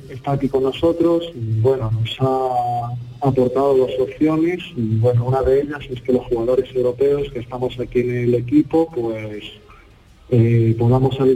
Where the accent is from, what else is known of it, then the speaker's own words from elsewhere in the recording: Zaporizhzhia, Zaporizhzhia Oblast, Ukraine; Spanish is a second language; Nosotros somos de Zaporozhye